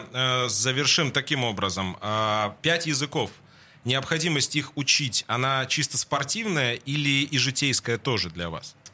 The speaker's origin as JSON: {"language": "Russian", "country": "Finland", "also_born_or_lived": "France / Italy / Japan / Poland", "second_language": "Russian", "moved": "as an adult", "lives_now": "Russia", "said": "я ушел из Финляндии"}